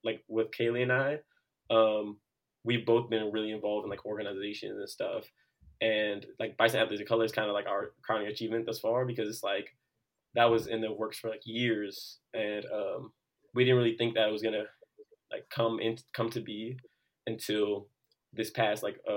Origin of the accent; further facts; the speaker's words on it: Washington, District of Columbia, United States; I'm an international relations major and legal studies minor, and I'm from Washington D.C.